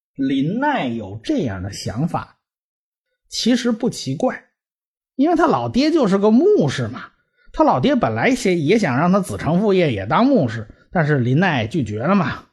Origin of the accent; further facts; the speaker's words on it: China; 我们中国人